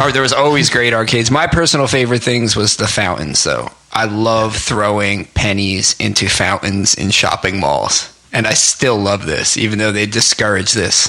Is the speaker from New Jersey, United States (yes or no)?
yes; New Jersey, United States; growing up in New Jersey